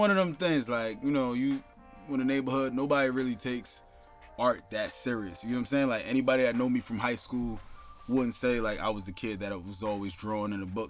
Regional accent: East Orange, New Jersey, United States; also born or lived in Newark, New Jersey; So I was born in Newark, raised in East Orange.

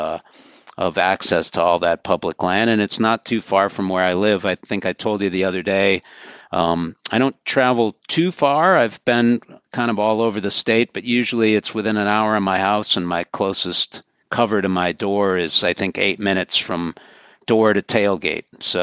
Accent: St. Paul, Minnesota, United States; now in Michigan, United States; I grew up right in St. Paul

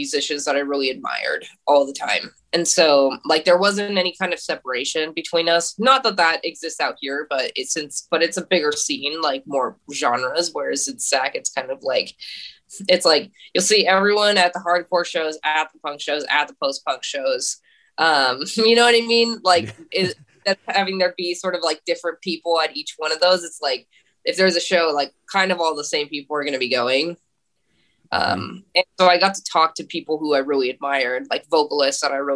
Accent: Sacramento, California, United States; moved away as an adult; now in San Francisco, United States; we're from Sacramento

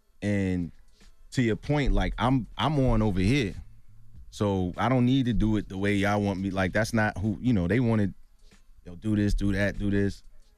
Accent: Brooklyn, New York, United States; we didn't get along initially because I'm from Brooklyn. He's from Manhattan.

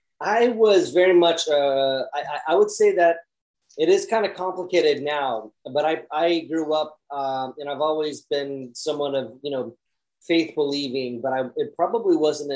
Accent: Vacaville, California, United States; I pretty much been up and down the West Coast my whole life, but I grew up in a town called Vacaville, California.

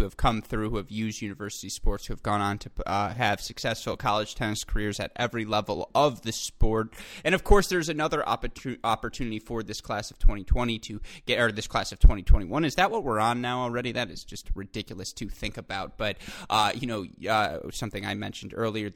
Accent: Michigan, United States; I am from Michigan

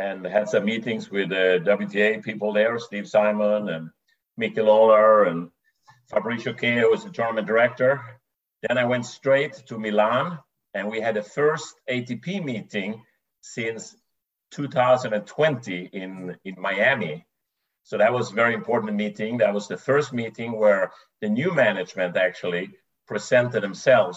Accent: Sweden; moved away; I grew up in Sweden

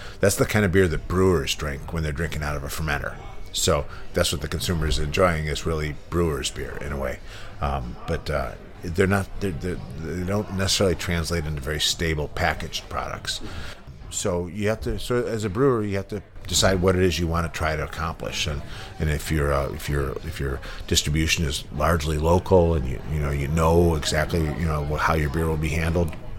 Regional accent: United States; when I was growing up in the United States in the 70s

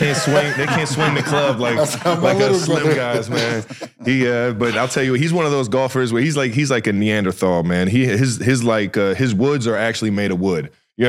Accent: Cleveland Heights, Ohio, United States; grew up together around the east side of Cleveland, baby. He's from Shaker Heights. I'm from Cleveland Heights.

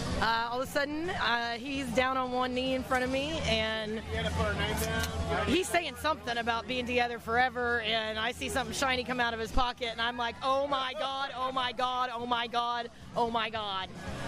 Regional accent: Dallas, Texas, United States; I'm from Dallas, Texas.

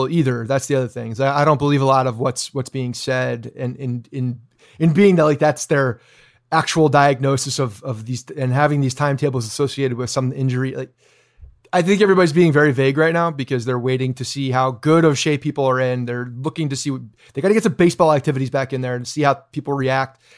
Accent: Canada; I'm Canadian.

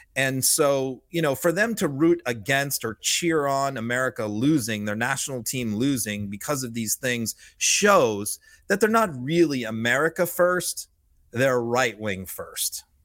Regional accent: Massachusetts, United States; I grew up in Massachusetts

